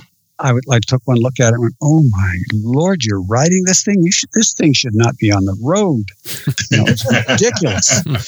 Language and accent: English; Australia; I'm definitely Australian.